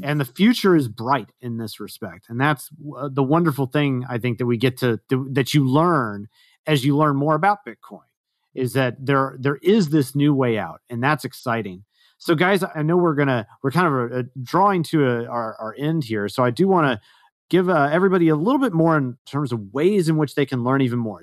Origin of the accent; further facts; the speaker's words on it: Texas, United States; moved away; I am originally a Texan